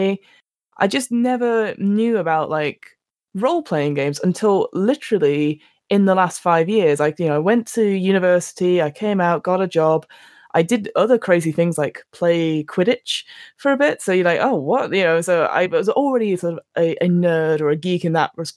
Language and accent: English; London, United Kingdom; I am from London